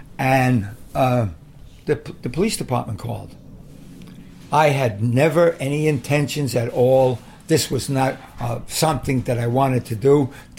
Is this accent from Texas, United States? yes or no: no; New York City, New York, United States; I was born in West Harlem.